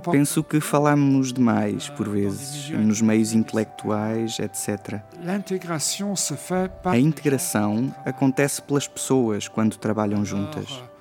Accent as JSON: {"language": "Portuguese", "country": "Luxembourg", "said": "Sinto-me mais rico como luxemburguês"}